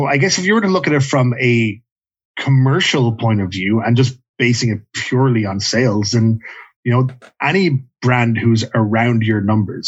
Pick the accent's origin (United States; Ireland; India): Ireland; now in Canada; I remember growing up in Ireland